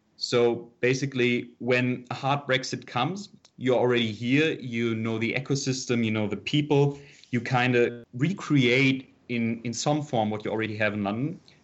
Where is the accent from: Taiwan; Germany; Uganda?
Germany; Offenbach, Hesse; I'm from Offenbach, which is, uh, right next to Frankfurt.